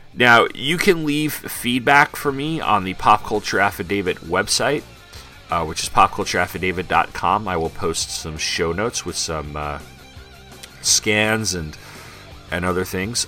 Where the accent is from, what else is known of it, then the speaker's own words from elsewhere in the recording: Long Island, New York, United States; where I grew up in Long Island